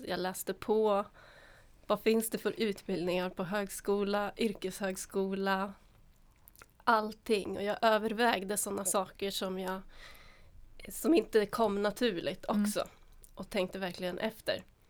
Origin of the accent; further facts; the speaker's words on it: Finland; moved away as an adult; now in Sweden; Jag gick gymnasiet i Finland, ah. där jag är född